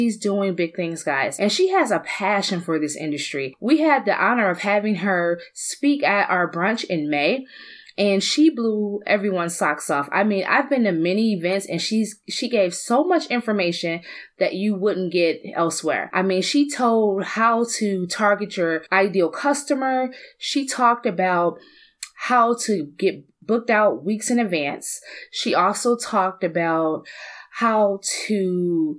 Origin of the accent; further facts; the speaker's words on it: Detroit, Michigan, United States; growing up in Southwest Detroit